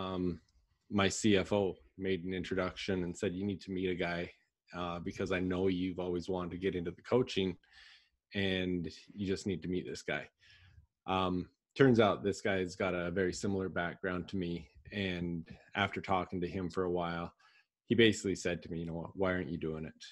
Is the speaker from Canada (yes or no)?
yes; Southern Alberta, Canada; moved away as an adult; now in Gilbert, United States; I'm originally from Canada, Southern Alberta, and I now live in Gilbert, Arizona in the US